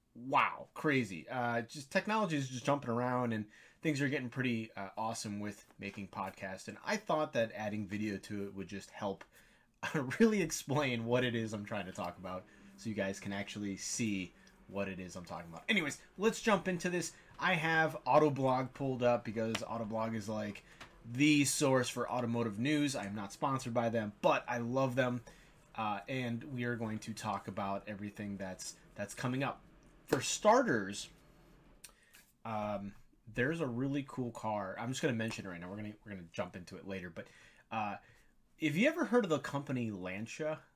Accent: near Wixom, Michigan, United States; they're right here in my hometown, not too far, maybe thirty minutes away.

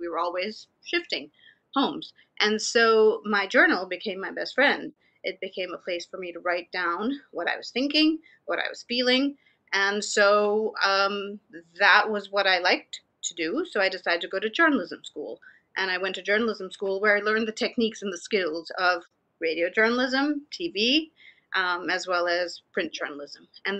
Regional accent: India; also born or lived in Pune / Wales / Canada; now in United States; So I was born in Pune, but I hardly lived there. I lived in different parts of India. I lived in Wales. I lived in Canada and then the US.

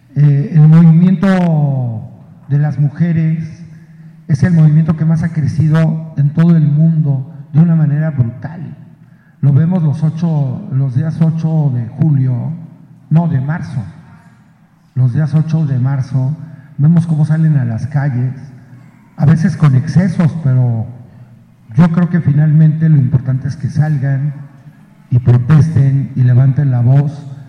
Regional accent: Huauchinango, Puebla, Mexico; en Huachinango, mi pueblo

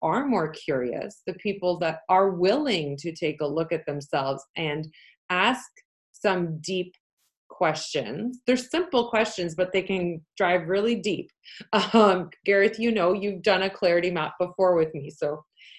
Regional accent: Canada; first language Polish; English is a second language; I'm from Canada.

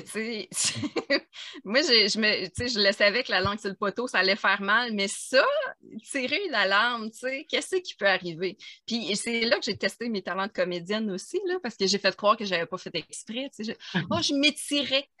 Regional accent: Abitibi, Quebec, Canada; Je viens de l'Abitibi

